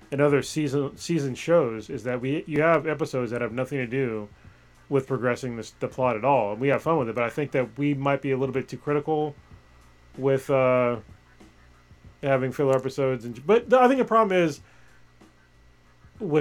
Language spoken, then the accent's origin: English; United States; as an American